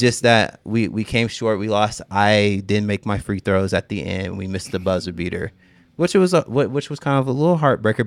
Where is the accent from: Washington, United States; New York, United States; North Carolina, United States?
Washington, United States; Seattle; I'm from Seattle